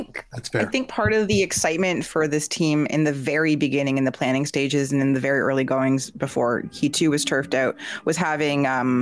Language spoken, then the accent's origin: English; Peterborough, Ontario, Canada; Peterborough is my hometown and that's where I first played soccer and that's where I fell in love with the sport